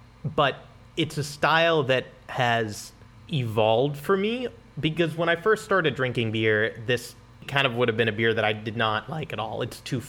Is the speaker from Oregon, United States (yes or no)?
yes; Eugene, Oregon, United States; Your hometown. I'm still from Eugene.